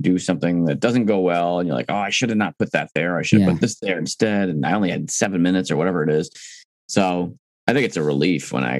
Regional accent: East Coast, United States; now in Midwest, United States; I'm from the East Coast. I talk fast.

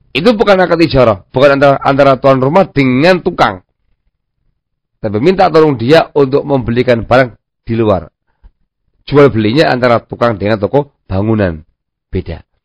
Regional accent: Javanese / Indonesian, Indonesia; kita orang Jawa atau orang Indonesia

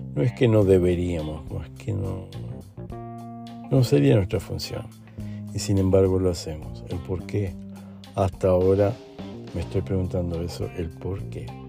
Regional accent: Uruguay; also born or lived in Argentina / Brazil; now in Lisbon, Portugal; soy uruguayo, viví en Argentina un tiempito, después viví en Brasil unos cuantos años y ahora estoy aquí en Portugal.

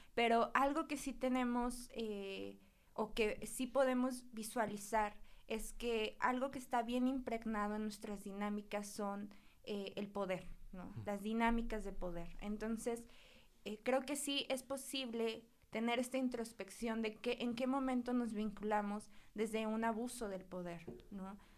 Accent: Huauchinango, Puebla, Mexico; yo soy de Huachinango, que es un lugar que está pegadito a Veracruz

